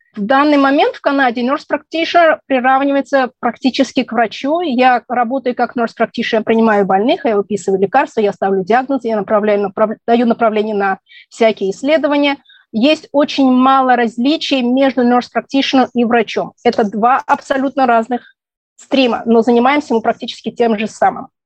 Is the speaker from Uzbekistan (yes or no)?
yes; Tashkent, Uzbekistan; moved away as an adult; also born or lived in Israel; now in Ottawa, Canada; Родилась в Ташкенте, в Советском Союзе, в Узбекистане. В 1989 году, когда стало не совсем спокойно, мы переехали в Израиль.